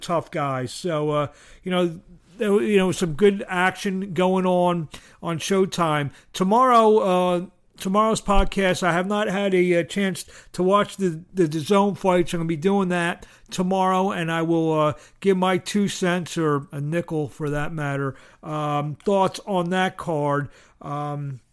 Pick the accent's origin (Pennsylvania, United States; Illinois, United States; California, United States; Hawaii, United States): Pennsylvania, United States; Philadelphia; I'm from Philadelphia